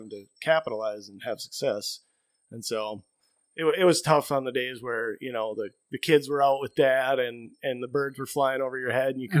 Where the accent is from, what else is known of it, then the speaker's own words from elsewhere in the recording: Minnesota, United States; I grew up in Minnesota hunting primarily public land.